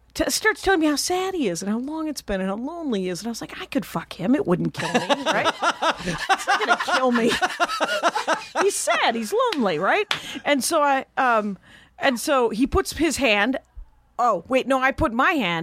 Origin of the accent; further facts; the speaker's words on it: Milwaukee, Wisconsin, United States; I grew up in Milwaukee. Outside of Milwaukee